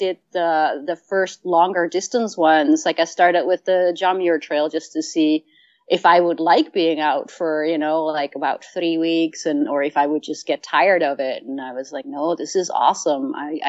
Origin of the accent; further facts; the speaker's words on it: Netherlands; you know, I lived I grew up in Holland and we did day hikes